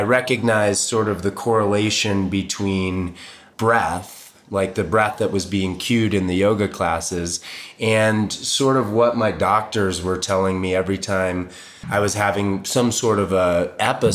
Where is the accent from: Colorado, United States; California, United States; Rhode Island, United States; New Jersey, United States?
Colorado, United States; Boulder; also born or lived in Boston; I moved to Boulder in 76, so I was 4. I'm from Boston originally, but got here when I was young and I've been here ever